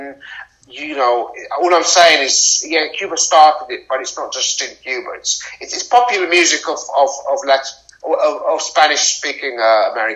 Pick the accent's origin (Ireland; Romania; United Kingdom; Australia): United Kingdom; in Britain, we're far away from the Americas. We're in Europe, and we have a lot of Caribbean and African people. And that's our culture